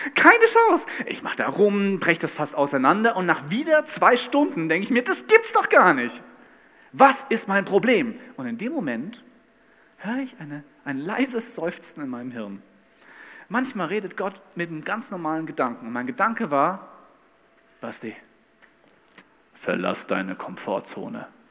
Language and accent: German; Bad Camberg, Hesse, Germany; Ich komme aus Bad Camberg in Hessen